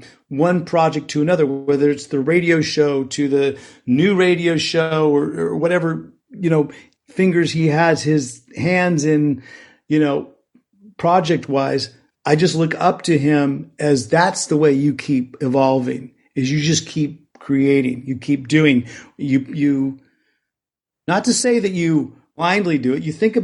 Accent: Bay Area, California, United States; I grew up in the Bay Area

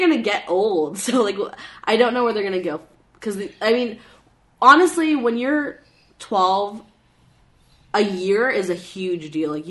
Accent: Canada; I'm from Canada.

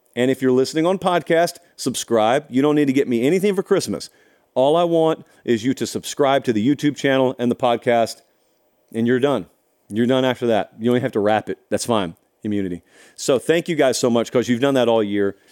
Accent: Harris County, Georgia, United States; growing up in Harris County, Georgia, when I was a youth

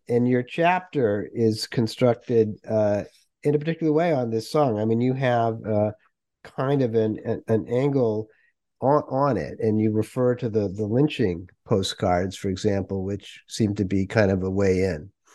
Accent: Worcester, Massachusetts, United States; I grew up in New England

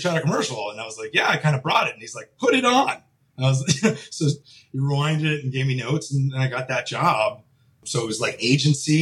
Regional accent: New York, United States; moved away as an adult; now in Los Angeles, United States; I'm from New York.

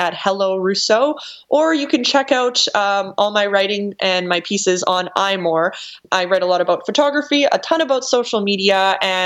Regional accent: Canada; I'm Canadian

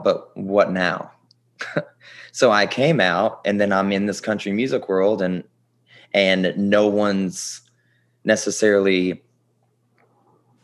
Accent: Bardstown, Kentucky, United States; moved away as an adult; also born or lived in Nashville, Tennessee / New York City / Los Angeles; now in Houston, United States; growing up in Kentucky, it was great.

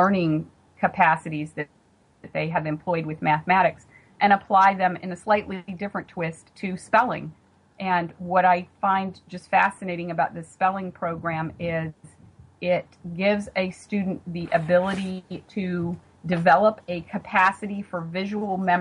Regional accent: Western North Carolina, United States; moved away as an adult; now in Maryland, United States; My husband and I are from Western North Carolina, and 30 seconds after I speak to someone from home, that's very readily apparent with my accent

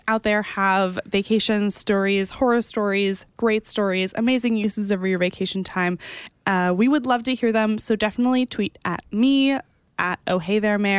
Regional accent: Texas, United States; I'm from Texas.

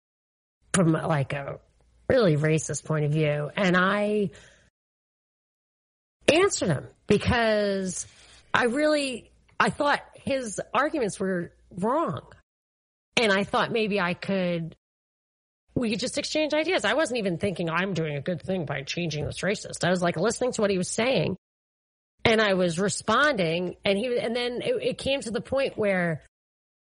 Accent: New York, United States; I'm from New York

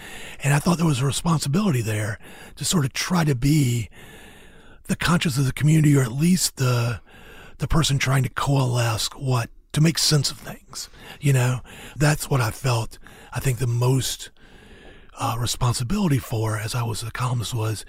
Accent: the South, United States; as a Southerner, especially somebody who lived in the South basically my whole life

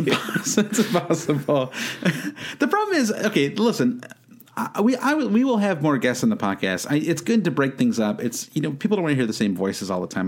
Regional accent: United States; as an American

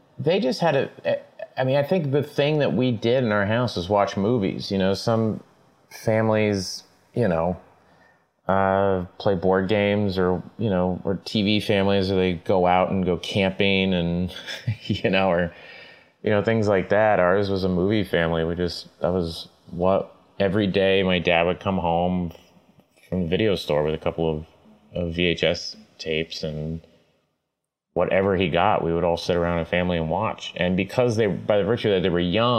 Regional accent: Tulsa, Oklahoma, United States; I was born and raised in Tulsa, Oklahoma

